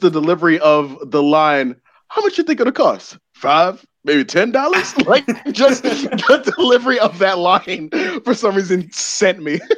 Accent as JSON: {"language": "English", "town": "Baltimore", "region": "Maryland", "country": "United States", "tie": "born or raised there", "said": "since I grew up in Baltimore"}